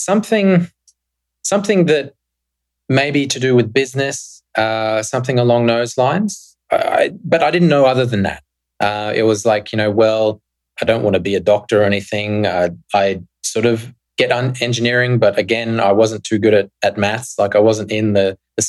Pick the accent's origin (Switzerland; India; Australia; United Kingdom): Australia; moved away as an adult; I grew up in Australia in the 90s